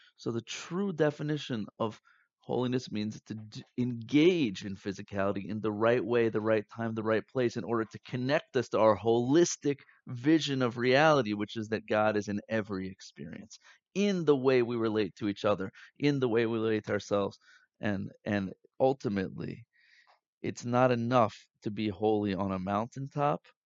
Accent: United States; growing up in America, in the Western world

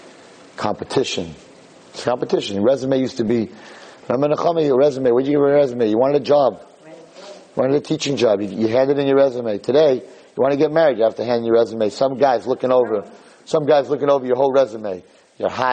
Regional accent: New York, United States; I'm from New York

